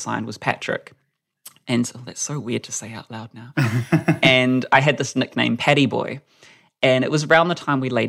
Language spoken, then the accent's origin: English; Whakatane, Bay of Plenty, New Zealand; moved away as an adult; now in Auckland, New Zealand; I moved to Auckland because I'm a small town person. I'm from Whakatane. And so there was kind of no one like me in high school